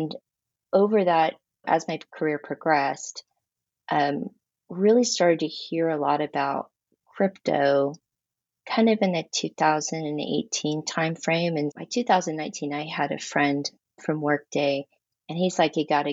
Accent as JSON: {"language": "English", "region": "Texas", "country": "United States", "tie": "born or raised there", "said": "I am very Texan, born and raised."}